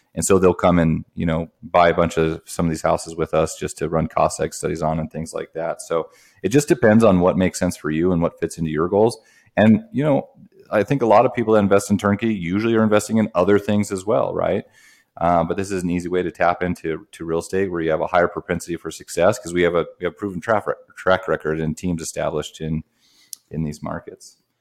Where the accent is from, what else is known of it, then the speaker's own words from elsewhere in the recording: Wyoming, United States; moved away as an adult; also born or lived in Portland, Oregon / Grand Forks, North Dakota; I'm from Wyoming. Um, went to undergrad there.